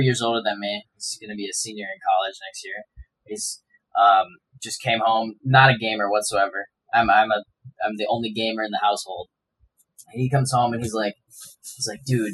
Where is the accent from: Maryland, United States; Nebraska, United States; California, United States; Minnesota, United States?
Minnesota, United States; I'm born and raised in Minnesota